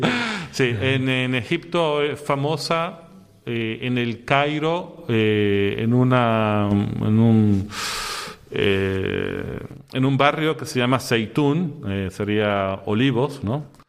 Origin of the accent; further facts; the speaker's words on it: Venezuela; moved away as an adult; also born or lived in Syria / Egypt; yo soy de Venezuela y desde muy pequeño fui sea al oratorio que a la escuela salesiana